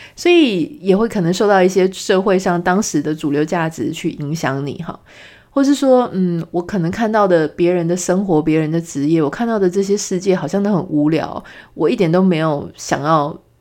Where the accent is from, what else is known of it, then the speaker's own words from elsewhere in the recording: Pingtung, Pingtung County, Taiwan; moved away as an adult; also born or lived in Taipei; 我是从，呃，从小就在屏东成长，然后一路一直念书，念到十八岁，也就是高中毕业之后，才到台北来念大学